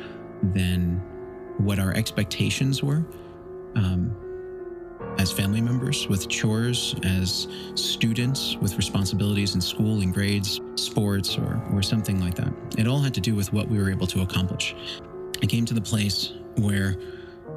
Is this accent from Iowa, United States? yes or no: no; New York, United States; I grew up in New York, born in 1979